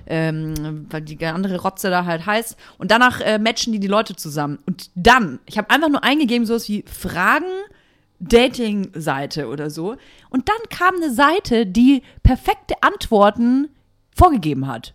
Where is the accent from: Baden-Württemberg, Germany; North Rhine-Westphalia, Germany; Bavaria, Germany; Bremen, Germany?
Bavaria, Germany; Nuremberg; moved away; wieder in Nürnberg und bin in die Kirche gegangen, ja. in der ich getauft wurde